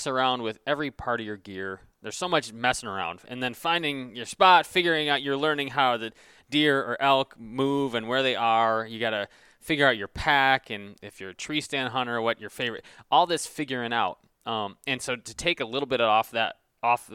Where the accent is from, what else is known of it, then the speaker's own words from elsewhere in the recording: Michigan, United States; I'm from Michigan, and the tradition here is you turn 14 and you get your lever action 30-30.